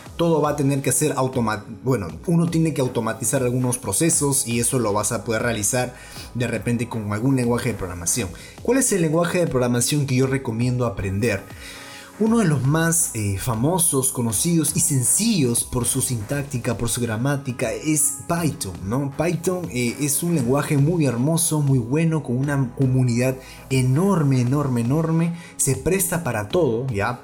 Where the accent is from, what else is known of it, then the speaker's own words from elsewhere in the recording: Peru; en mi país